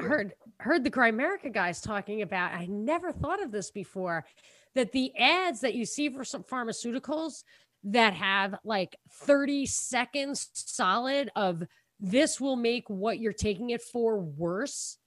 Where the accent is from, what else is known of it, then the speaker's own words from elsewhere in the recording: New York, United States; we're from New York